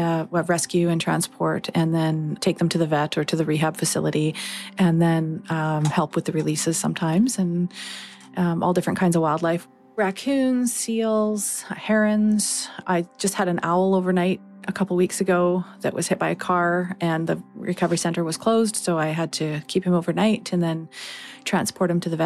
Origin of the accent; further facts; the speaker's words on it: Chemainus, British Columbia, Canada; I'm from Chemainus, BC